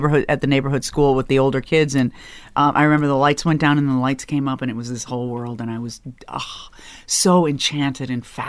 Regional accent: Chicago, Illinois, United States; moved away as an adult; now in Los Angeles, United States; I grew up on the south side of Chicago in a suburb.

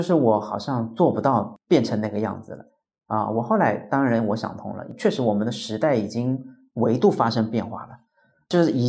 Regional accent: Hangzhou, Zhejiang, China; now in Beijing, China; 对我喜欢北方，但是我也不得不承认，故乡的基因一定是刻在我的血液里面、身体里面的。我到了北京十年出头了，但是好像第一个口音也改不了

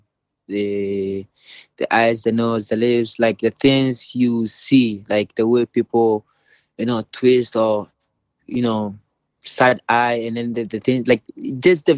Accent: Ghana; moved away as an adult; also born or lived in Vienna, Austria; when I moved from Ghana

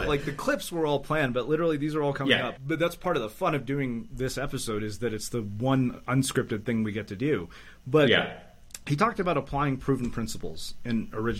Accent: Canada; I grew up in Canada. I'm going to have at least that going.

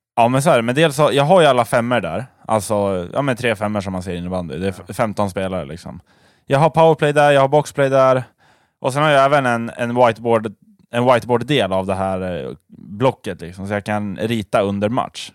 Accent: Sweden; vi svenskar

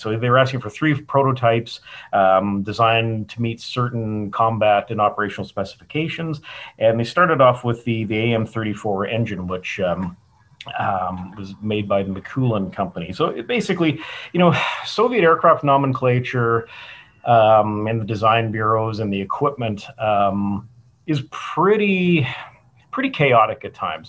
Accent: Calgary, Alberta, Canada; moved away as an adult; also born or lived in St Andrews; now in Tucson, United States; born and raised in Calgary, and tromped around the world

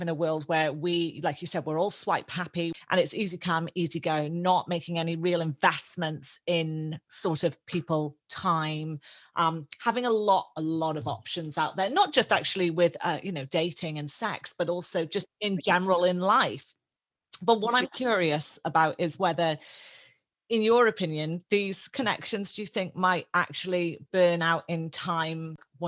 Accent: United Kingdom; now in Australia; And for me, obviously Australia, I'm a British Australian. Australia is my second home. I'm an Australian citizen and I love that.

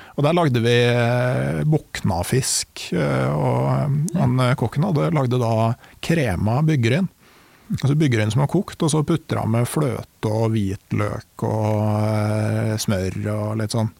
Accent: Gudbrandsdalen, Innlandet, Norway; jeg kommer jo fra Gudbrandsdalen

